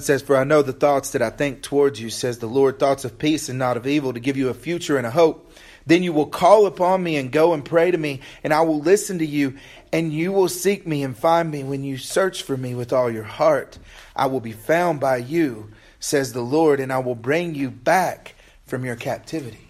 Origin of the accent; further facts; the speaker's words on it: United States; We, as American Christians